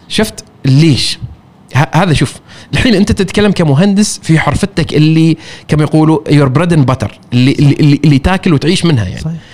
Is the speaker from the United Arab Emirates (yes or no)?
no; Oman; انا عماني وانا سائح